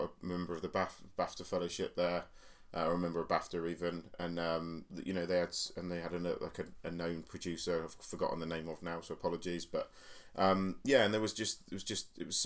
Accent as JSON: {"language": "English", "town": "Basingstoke", "region": "South East England", "country": "United Kingdom", "tie": "born or raised there", "said": "my hometown of Basingstoke"}